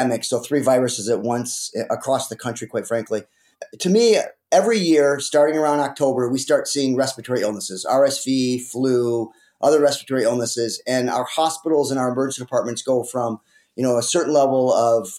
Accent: Detroit, Michigan, United States; also born or lived in Alaska; I ended up coming back to Detroit, where I grew up in the Detroit area

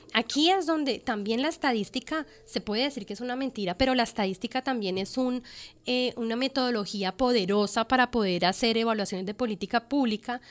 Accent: Colombia; en el país, en mi país, en Colombia.

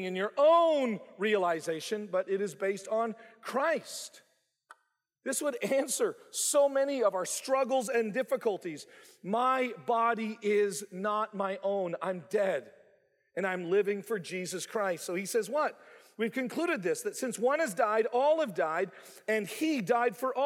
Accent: Canada; moved away as an adult; also born or lived in Bible Belt; growing up in Canada

